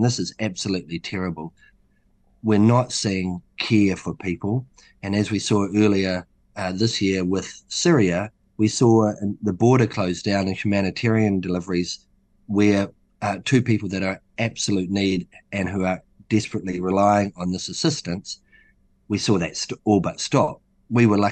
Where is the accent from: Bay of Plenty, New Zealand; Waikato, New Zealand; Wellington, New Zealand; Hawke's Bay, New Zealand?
Hawke's Bay, New Zealand; also born or lived in Auckland; I'm from Hawke's Bay